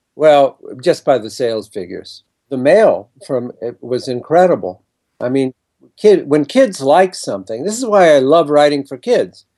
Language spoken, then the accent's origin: English; Ohio, United States; moved away as an adult; now in New York, United States; I grew up in Ohio and came to New York to be a writer